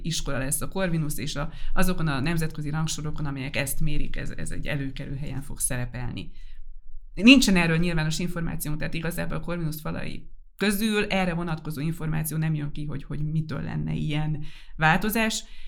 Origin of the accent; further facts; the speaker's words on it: Debrecen, Hajdú-Bihar, Hungary; jó nekem Debrecen, ez egy élhető város. Nem túl kicsi magyarországi viszonylatban, ismerem, itt vannak a barátaim, itt vannak azok, akikkel felnőttem